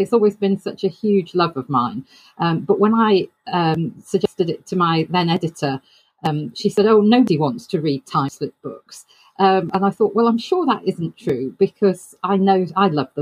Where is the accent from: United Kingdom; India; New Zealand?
United Kingdom; a British author